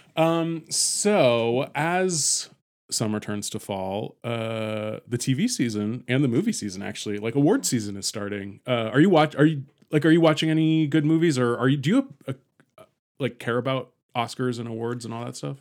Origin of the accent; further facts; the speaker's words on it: San Francisco, California, United States; I grew up in San Francisco